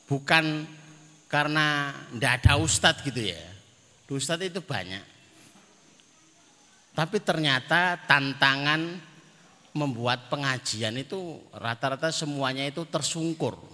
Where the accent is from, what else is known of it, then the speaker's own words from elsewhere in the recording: Magetan, East Java, Indonesia; Karena kami dari Madiun walaupun Magetan ya. Kalimatnya Magetan tapi dekatnya Madiun. Bahkan sumur yang sering